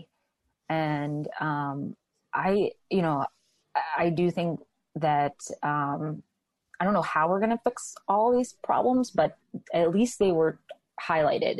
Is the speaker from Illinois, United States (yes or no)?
no; New York City, New York, United States; moved away as an adult; now in Boston, United States; I'm from New York City. My mom is down in New York City. My family's down in New York City